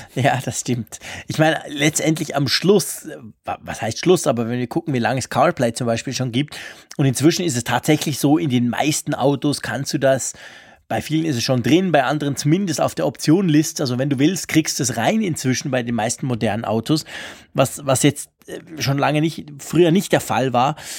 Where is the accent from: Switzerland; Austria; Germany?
Switzerland; bei uns in der Schweiz